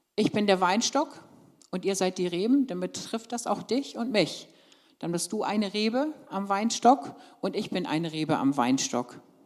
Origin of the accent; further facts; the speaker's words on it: Lower Saxony, Germany; moved away; ich komme ja ursprünglich aus Niedersachsen